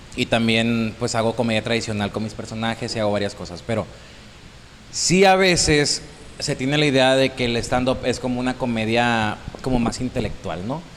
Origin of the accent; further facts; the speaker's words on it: Santo Domingo, Baja California Sur, Mexico; soy de Santo Domingo, California Sur, siempre me gusta decirlo, soy de ese pueblito.